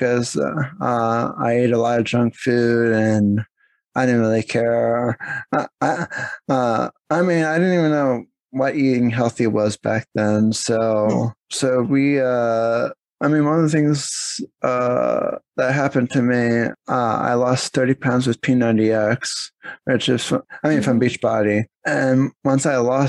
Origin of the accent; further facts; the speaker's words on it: Pennsylvania, United States; also born or lived in New Jersey; I was born in New Jersey, but technically I grew up in Pennsylvania because I've been there the longest